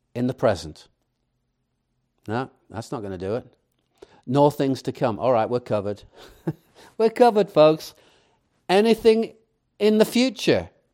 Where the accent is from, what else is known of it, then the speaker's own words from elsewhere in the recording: England, United Kingdom; moved away; I, I grew up in England